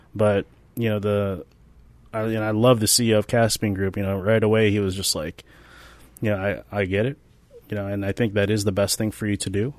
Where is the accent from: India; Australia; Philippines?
Philippines; I am Filipino which is basically like the Mexicans of Asia